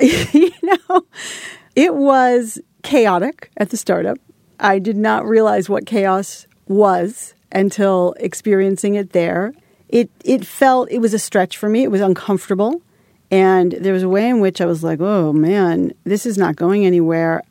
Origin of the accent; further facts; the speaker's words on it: Holliston, Massachusetts, United States; I was this, like, little girl from a small town. I'm from Holliston, Massachusetts.